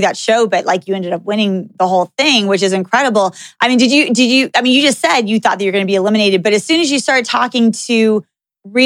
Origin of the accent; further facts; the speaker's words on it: Texas, United States; also born or lived in California; now in Las Vegas, United States; I grew up in Texas